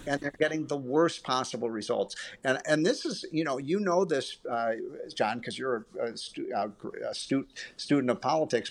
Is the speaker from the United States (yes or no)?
yes; Illinois, United States; my home state of Illinois